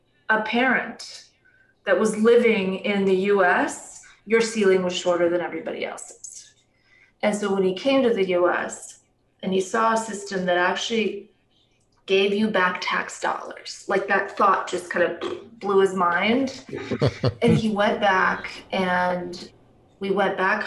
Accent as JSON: {"language": "English", "town": "Racine", "region": "Wisconsin", "country": "United States", "tie": "born or raised there", "also_born_or_lived": "Yugoslavia", "first_language": "Serbian", "lives_now": "Phoenix, United States"}